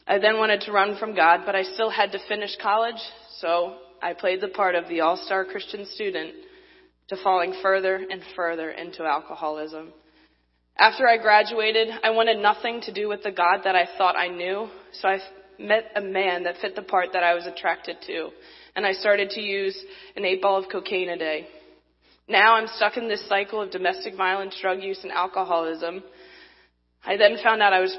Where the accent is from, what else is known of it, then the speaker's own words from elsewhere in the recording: Baltimore, Maryland, United States; I'm from Baltimore, Maryland.